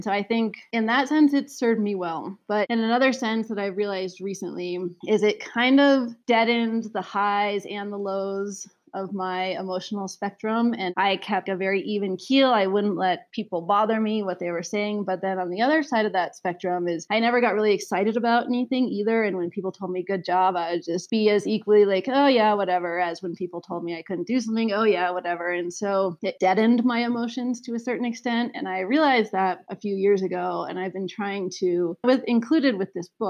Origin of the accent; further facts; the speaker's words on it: Aspen, Colorado, United States; we grew up in Aspen, Colorado